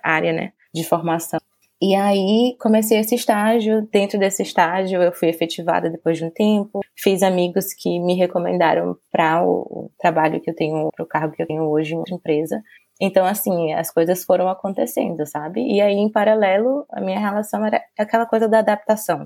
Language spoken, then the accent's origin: Portuguese; Salvador, Bahia, Brazil; first language Portuguese; moved away as an adult; now in England; minha vida na Bahia